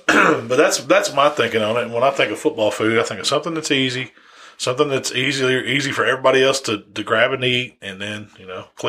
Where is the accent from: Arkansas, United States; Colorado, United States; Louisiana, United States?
Arkansas, United States; West Memphis; I was born in West Memphis, which is like right across the river, but I got, you know, I'm from Arkansas, I guess you could say.